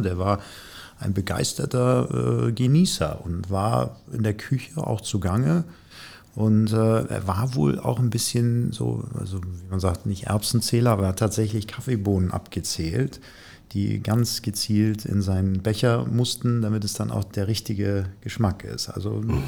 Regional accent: Hamburg, Germany; hier in meiner Heimatstadt

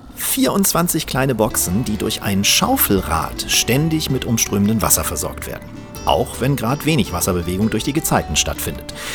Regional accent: Northern Germany, Germany; wir als Norddeutsche

